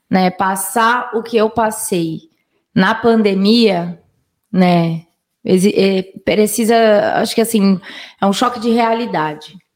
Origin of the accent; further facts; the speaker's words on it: Minas Gerais, Brazil; also born or lived in Manaus / Vargem Grande; now in São Roque, Brazil; eu nasci em Manaus, né? Vivi em Minas, né? Durante a infância e vim para São Paulo, né? Para Vargem Grande.